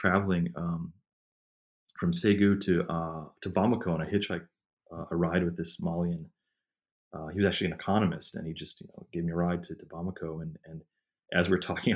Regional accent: Midwest, United States; growing up in the Midwest and suburban metropolitan areas

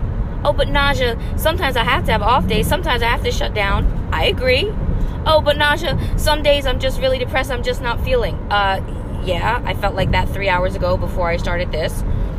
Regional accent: New Jersey, United States; now in Los Angeles, United States; I moved to LA from Jersey

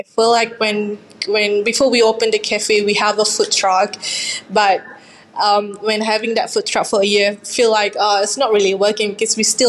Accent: Johor, Malaysia; English is a second language; now in Ballarat, Australia; a Johor laksa, which from my hometown.

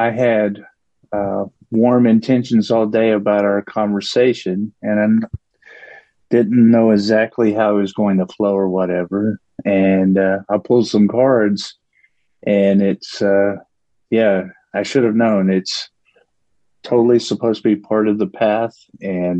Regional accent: Paris, Texas, United States; moved away; I grew up in Northeast Texas, and pretty impoverished situation

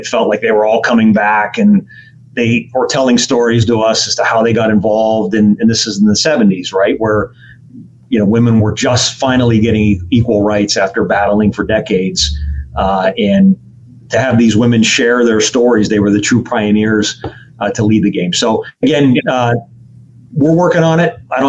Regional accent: Pittsburgh, Pennsylvania, United States; I go back to growing up in Oakland at a time, you know, when the mills closed and we had 30% unemployment. A lot of people lost their jobs.

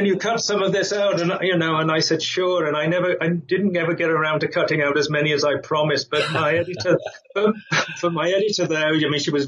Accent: England, United Kingdom; moved away as an adult; also born or lived in United States; now in Madrid, Spain; I'm English

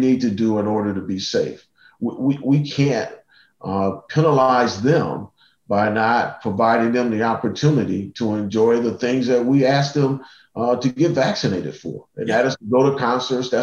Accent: Cleveland, Ohio, United States; I grew up in Cleveland.

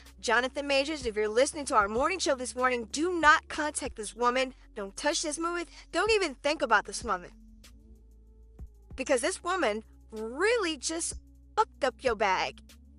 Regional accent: New York, United States; Growing up in the late 70s and early 80s in Harlem, it was violent-ridden, drug-infested, and I live smack dab in the middle of it.

